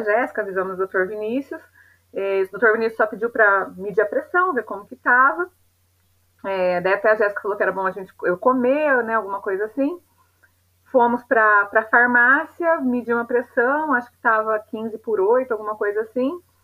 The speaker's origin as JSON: {"language": "Portuguese", "town": "Piraju", "region": "São Paulo", "country": "Brazil", "tie": "born or raised there", "moved": "yes", "lives_now": "Londrina, Brazil", "said": "na minha cidade natal, em Piraju, interior de São Paulo"}